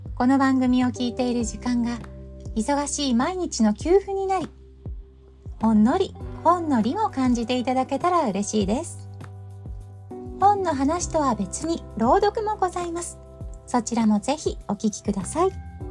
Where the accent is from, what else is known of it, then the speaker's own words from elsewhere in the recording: Tohoku, Japan; 同じ東北出身